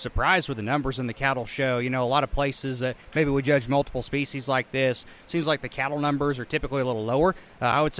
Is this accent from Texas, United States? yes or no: no; Indiana, United States; moved away as an adult; also born or lived in Illinois; now in Mattoon, United States; I grew up in Indiana